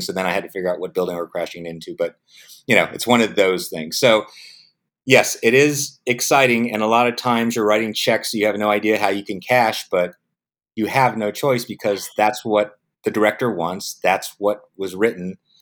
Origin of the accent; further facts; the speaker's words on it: San Diego, California, United States; also born or lived in Vietnam; I grew up in San Diego.